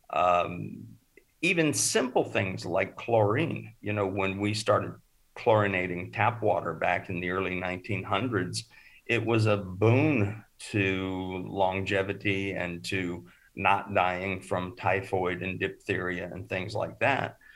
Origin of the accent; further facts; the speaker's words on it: Oregon, United States; also born or lived in California / Arizona; and I grew up in Oregon, Northern California, and Arizona